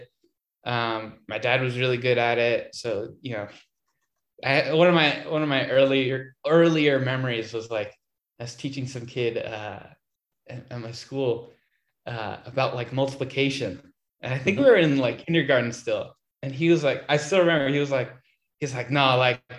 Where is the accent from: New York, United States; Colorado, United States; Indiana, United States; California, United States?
California, United States; born and raised in California